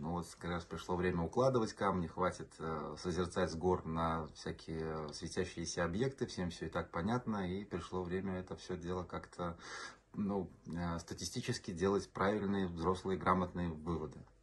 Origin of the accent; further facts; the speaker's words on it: Riga, Latvia; Мы все из Латвии, из Риги